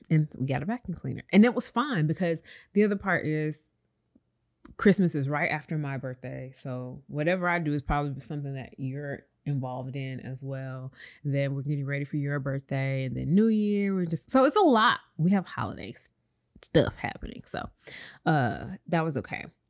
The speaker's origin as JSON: {"language": "English", "town": "Chicago", "region": "Illinois", "country": "United States", "said": "we're from Chicago"}